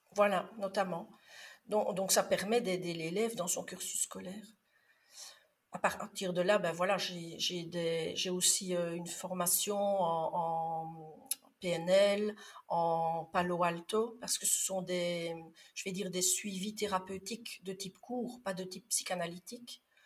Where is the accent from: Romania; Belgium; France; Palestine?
Belgium; Liège region, Wallonia; non, j'aurais plutôt tendance à dire oufti, parce que je suis de la région liégeoise